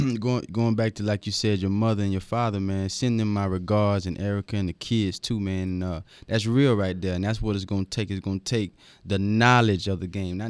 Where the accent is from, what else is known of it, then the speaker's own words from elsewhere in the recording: Pensacola, Florida, United States; I go back to my hometown. Yeah. There's kids all over the streets right now in Pensacola, Florida, that can be stealing bases or diving for balls easily.